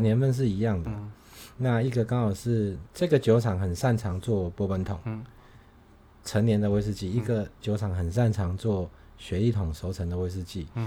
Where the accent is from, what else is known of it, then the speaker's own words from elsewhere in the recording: Taiwan; now in Tainan, Taiwan; 我们台湾人